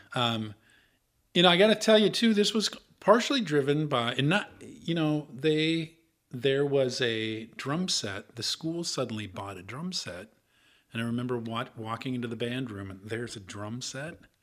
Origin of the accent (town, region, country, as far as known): Iowa, United States; born or raised there; moved away; also born or lived in Minneapolis